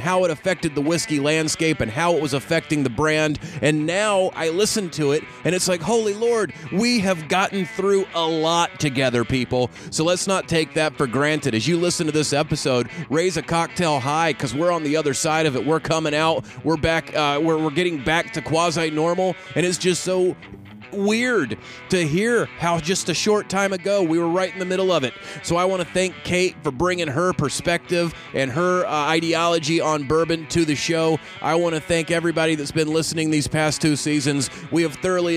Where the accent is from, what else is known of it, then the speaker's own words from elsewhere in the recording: North Carolina, United States; I'm from North Carolina